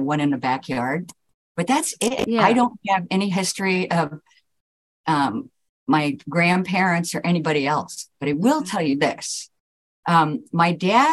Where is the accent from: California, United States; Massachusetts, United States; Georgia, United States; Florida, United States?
California, United States; Southern; Growing up, being born and raised in Southern California